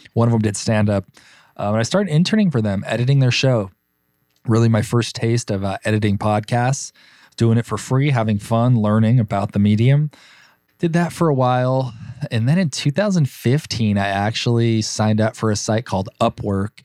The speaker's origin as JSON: {"language": "English", "town": "Burbank", "region": "California", "country": "United States", "tie": "born or raised there", "said": "Born and raised in Los Angeles, in Burbank, California."}